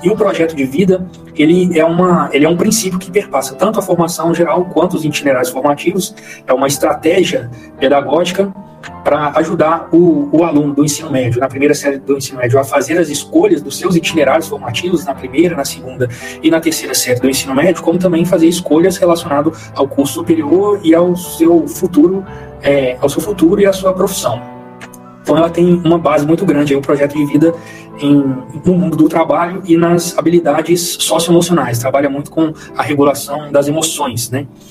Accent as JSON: {"language": "Portuguese", "town": "Belo Horizonte", "region": "Minas Gerais", "country": "Brazil", "tie": "born or raised there", "moved": "as an adult", "lives_now": "Goiânia, Brazil", "said": "eu sou natural de Belo Horizonte também, com, conterrâneo aí da, da Priscila, né? Eu cresci na região da Pampulha"}